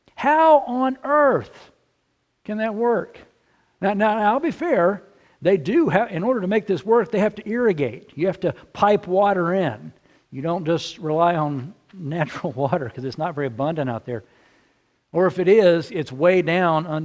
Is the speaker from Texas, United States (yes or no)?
yes; central Texas, United States; now in Illinois, United States; I grew up in central Texas